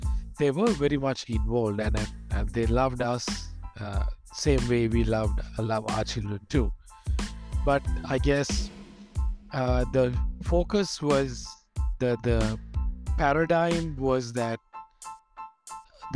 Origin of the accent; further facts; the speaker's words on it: Sri Lanka; moved away as an adult; now in Bangkok, Thailand; I'm originally from Sri Lanka